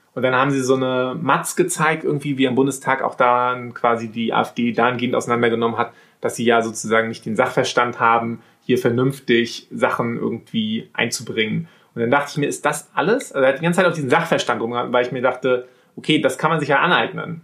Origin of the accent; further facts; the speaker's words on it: Wismar, Mecklenburg-Vorpommern, Germany; bei uns in Wismar, so ein Reihenhaus, so ein, so ein Wendorf